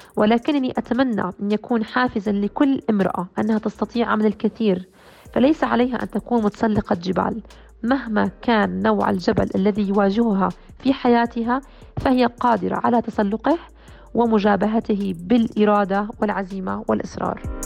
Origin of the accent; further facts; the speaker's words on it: Jordan; also born or lived in United States; بلدي الأردن